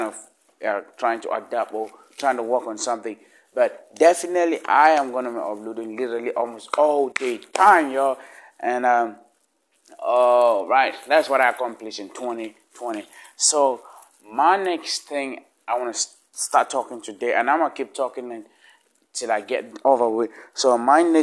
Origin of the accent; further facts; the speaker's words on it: Northwest Region, Cameroon; first language Lamnso; English is a second language; now in United States; I grew up and I was raised in Africa. Then I moved over here